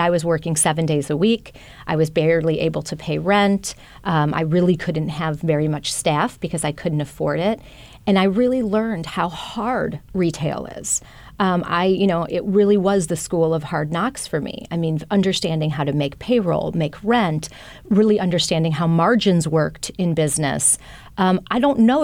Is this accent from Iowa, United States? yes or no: no; Wisconsin, United States; moved away; I grew up in Wisconsin